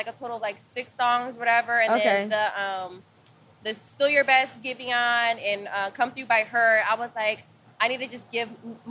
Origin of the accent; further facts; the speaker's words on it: Midwest, United States; But I come from the Midwest. So that's stuff that they do.